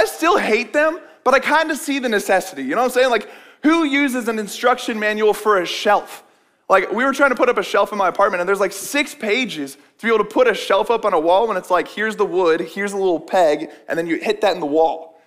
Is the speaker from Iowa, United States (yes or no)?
yes; West Des Moines, Iowa, United States; I grew up in West Des Moines, went to Valley High